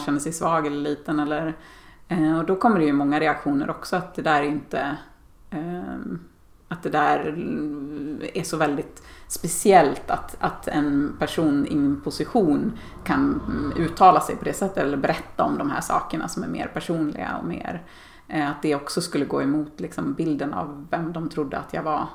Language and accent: Swedish; Dalarna County, Sweden; Jag är uppväxt i Dalarna och, och bor där igen på min barndomsö